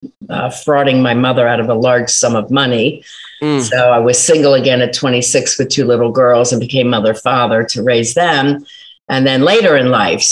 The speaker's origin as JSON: {"language": "English", "town": "Philadelphia", "region": "Pennsylvania", "country": "United States", "moved": "yes", "lives_now": "South Jersey, United States", "said": "I'm from Philly, total Philly girl"}